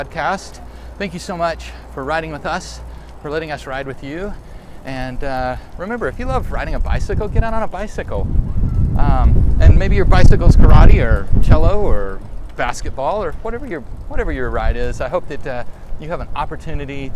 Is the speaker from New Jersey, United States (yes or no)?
no; Arkansas, United States; moved away; I grew up in Arkansas, and well, one, we didn't have this many people in town